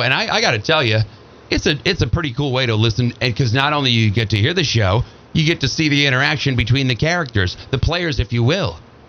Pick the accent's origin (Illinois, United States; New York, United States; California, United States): Illinois, United States; Oak Park; I was born in Oak Park, Illinois, 2 blocks from the home of Frank Lloyd Wright.